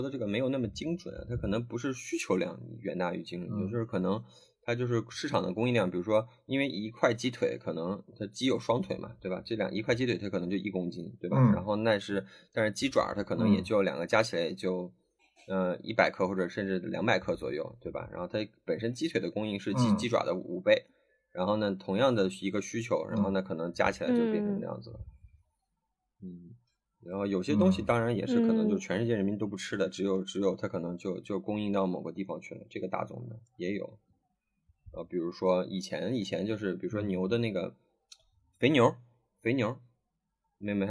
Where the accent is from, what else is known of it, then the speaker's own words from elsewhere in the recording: China; 就是我们中国人民生活水平上来之后，然后在全世界真的就在抢抢各种各样的资源吃